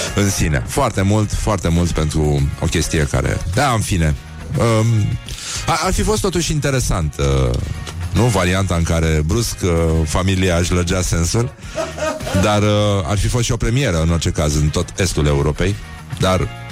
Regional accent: Brăila, Brăila County, Romania; respectiv eu, sunt din Brăila

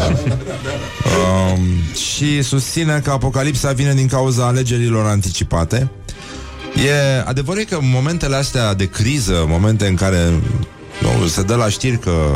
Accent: Romania; noi, noi ca și români

